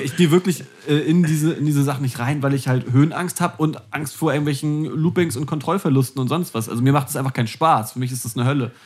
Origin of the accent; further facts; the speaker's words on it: Hamburg, Germany; also born or lived in Flensburg; ich als gebürtiger Hamburger